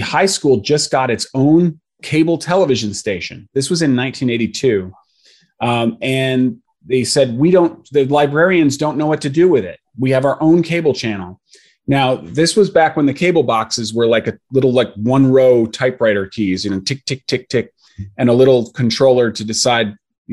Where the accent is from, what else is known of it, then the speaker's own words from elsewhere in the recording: Connecticut, United States; where I grew up in Connecticut